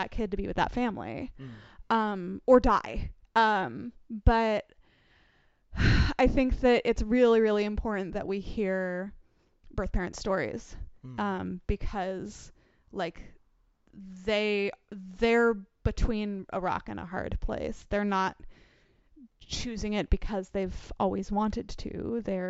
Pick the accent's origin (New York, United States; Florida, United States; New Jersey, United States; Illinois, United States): New York, United States; We're both from New York